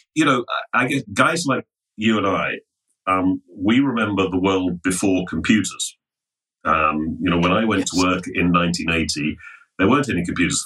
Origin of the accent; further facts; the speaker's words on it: London, United Kingdom; I'm English, as you can probably hear, born in um, born in London